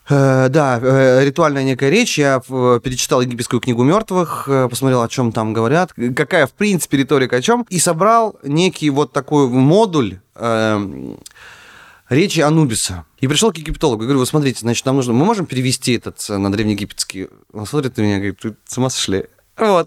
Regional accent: Naryan-Mar, Nenets Autonomous Okrug, Russia; moved away as an adult; also born or lived in Saint Petersburg; откуда я родом, ну, я из Наринмара, ну, часть Архангельской области.

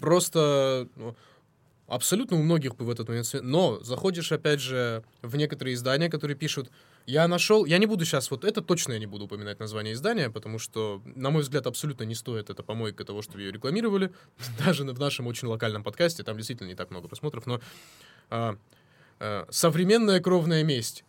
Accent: North Caucasus, Russia

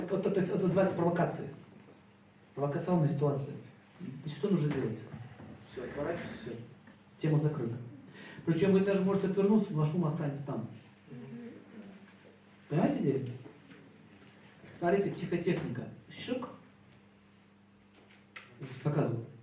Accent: Saint Petersburg, Russia; born there; родился в 1971 году, город Санкт-Петербург, и квартира номер 5.

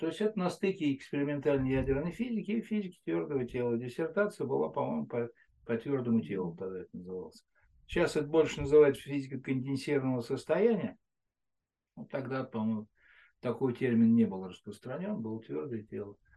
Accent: Moscow Oblast, Russia; я из Подмосковья

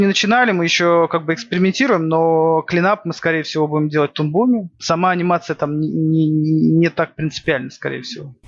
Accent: by the White Sea, Murmansk Oblast, Russia; Я не из Питера. Я прикидываюсь интеллигентом питерским. Я с севера. Откуда? Я с, э, с Мурманской области. С, э, у Белого моря живу. Помор. Родился

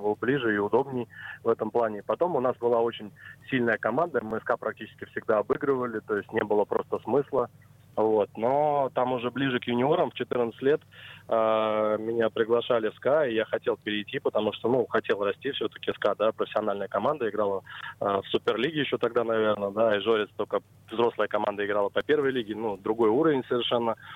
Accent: Kolpino, Saint Petersburg, Russia; moved away; also born or lived in Moscow; я родился в Колпино

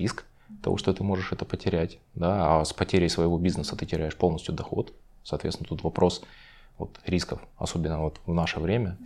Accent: Ukraine; now in Moscow, Russia; Сам я изначально родился в Украине

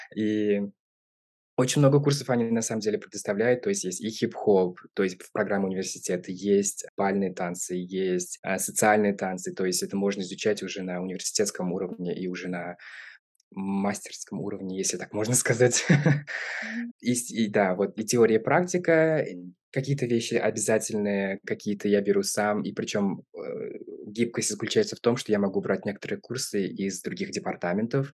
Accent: Kazan, Tatarstan, Russia; moved away as an adult; now in Arizona, United States; Я родился в Казани, в России

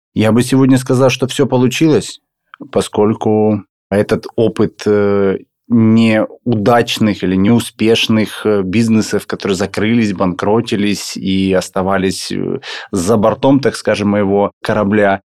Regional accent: Volgodonsk, Rostov Oblast, Russia; я родился в городе Волгодонске

